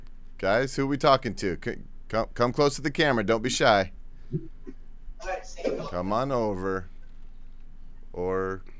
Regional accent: Niles, Michigan, United States; also born or lived in South Bend, Indiana; I was born in South Bend, Indiana, and raised right across the border in Niles, Michigan.

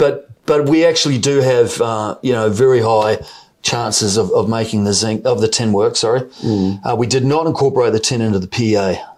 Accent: New Zealand; accent: New Zealand; With my New Zealand accent

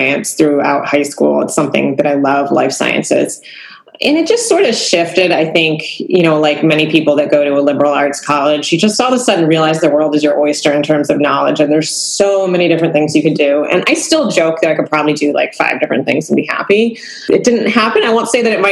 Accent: Cape Cod, Massachusetts, United States; I grew up on Cape Cod, where I live now

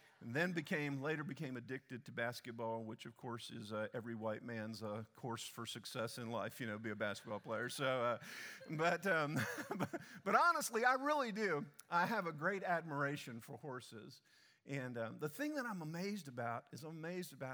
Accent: Delaware, United States; now in Texas, United States; I grew up in Delaware and just south of Delaware

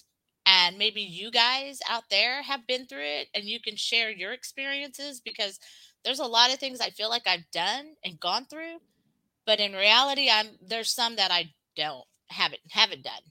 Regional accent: Texas, United States; I'm just from Texas. Like, I vacation out, but that's it. You know, I've not lived anywhere else.

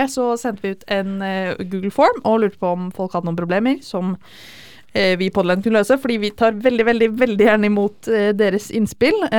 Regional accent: Fredrikstad, Østfold, Norway; Jeg er også fra Fredrikstad.

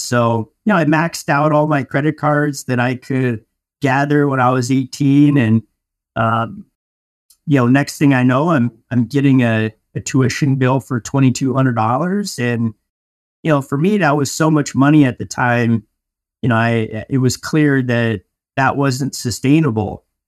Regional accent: Denver, Colorado, United States; moved away as an adult; also born or lived in Michigan; I'm from Denver, Colorado, and I went to school out of state and at, uh, Michigan State

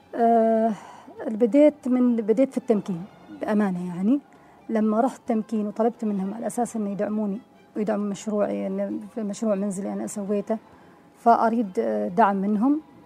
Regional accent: Oman; افتح المطعم في عمان نعم. بلدي

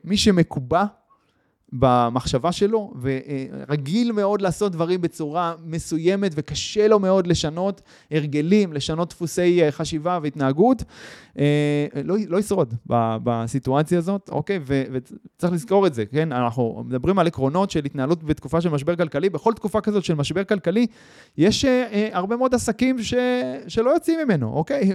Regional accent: Israel

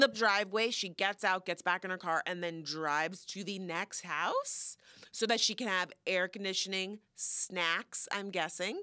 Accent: Florida, United States; moved away; I love my hometown

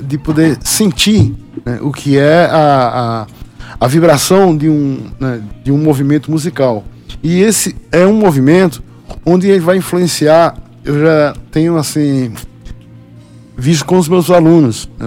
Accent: Northeast Region, Brazil; moved away; also born or lived in Paraíba; eu sou, sou nordestino

